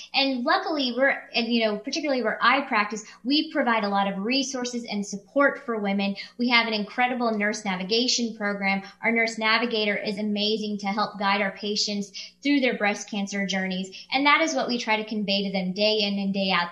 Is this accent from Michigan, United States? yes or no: no; Kansas City, Missouri, United States; moved away as an adult; I came back to practice in the area in which I was raised in July of 2018